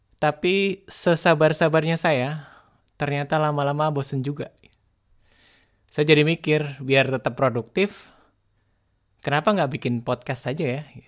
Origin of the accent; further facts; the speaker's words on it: Boyolali, Central Java, Indonesia; saya ini orang kampung, wong deso. Waktu itu saya tinggal di desa, tepatnya di desa Dibal, kecamatan Ngemplak, Kabupaten Boyolali